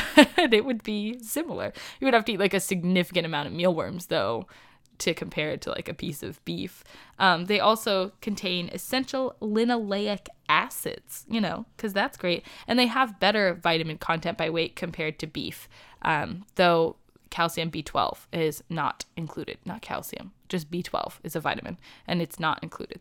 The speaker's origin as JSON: {"language": "English", "country": "United States", "said": "I am from the United States"}